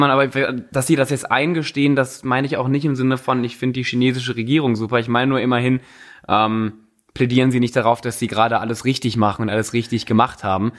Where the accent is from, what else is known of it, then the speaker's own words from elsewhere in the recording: Cologne, North Rhine-Westphalia, Germany; ich komme ja aus Köln